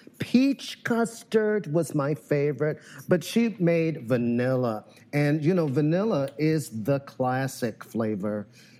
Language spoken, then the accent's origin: English; Little Rock, Arkansas, United States; also born or lived in New Orleans, Louisiana / South Side of Chicago; now in Chicago, United States; I had custard growing up in Arkansas. I was born in Little Rock, Arkansas, and grew up in Arkansas and New Orleans.